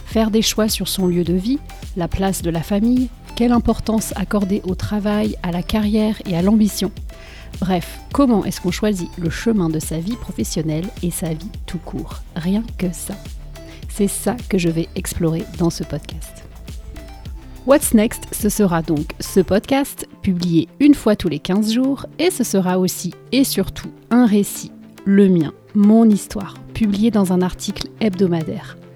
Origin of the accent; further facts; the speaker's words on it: France; now in Boston, United States; je suis française et je vis à Boston, aux États-Unis, depuis plus de 10 ans.